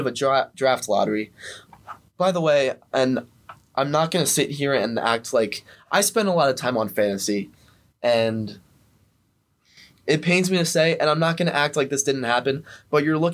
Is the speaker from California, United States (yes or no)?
no; Philadelphia, Pennsylvania, United States; we're both from Philly.